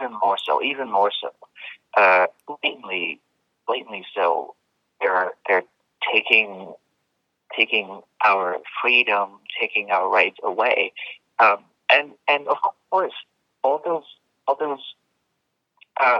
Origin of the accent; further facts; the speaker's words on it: Hong Kong; moved away; somebody who was born and raised in Hong Kong and as somebody who was half a world away